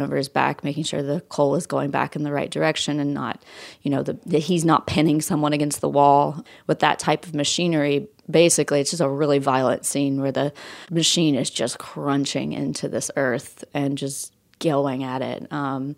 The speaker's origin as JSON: {"language": "English", "region": "West Virginia", "country": "United States", "tie": "born or raised there", "moved": "yes", "lives_now": "Knoxville, United States", "said": "I grew up in West Virginia. I live in Knoxville, Tennessee right now"}